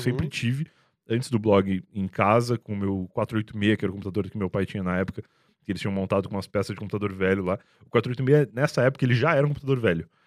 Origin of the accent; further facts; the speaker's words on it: Rio Grande, Rio Grande do Sul, Brazil; moved away as an adult; now in São Paulo, Brazil; Na época, lá em Rio Grande, em 2007, é, 2007, eu tinha 17 anos, sou de 90